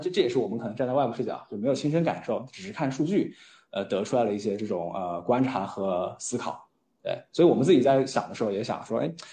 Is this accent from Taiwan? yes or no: no; China; 我们嗯。中国人